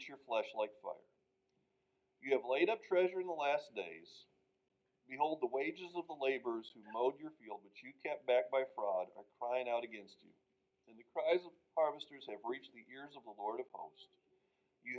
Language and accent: English; Minnesota, United States; I grew up in Minnesota